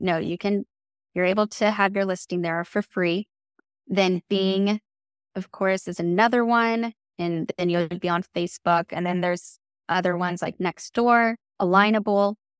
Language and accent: English; Kansas City, United States; moved away as an adult; now in Savannah, United States; I'm originally from Kansas City, and I moved here to Savannah